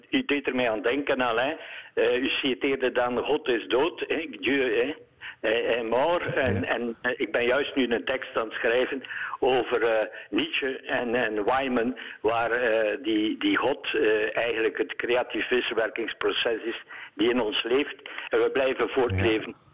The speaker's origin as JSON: {"language": "Dutch", "town": "Eeklo", "region": "Flanders", "country": "Belgium", "said": "ik ben van Eeklo"}